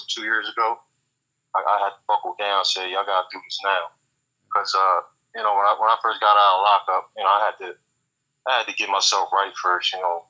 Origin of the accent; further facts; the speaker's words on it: Lancaster, Pennsylvania, United States; also born or lived in Camden, New Jersey; I'm from Lancaster, PA, and I'll be back and forth from Lancaster and Camden, Jersey now.